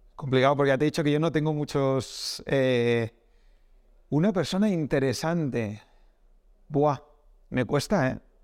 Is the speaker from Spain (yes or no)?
yes; Castile, Spain; soy de Castilla y ahí hay pueblos muy pequeños